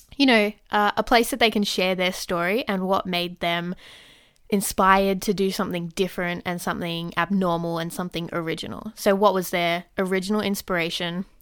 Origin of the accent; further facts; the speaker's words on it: Sydney, New South Wales, Australia; I'm from Sydney, Australia.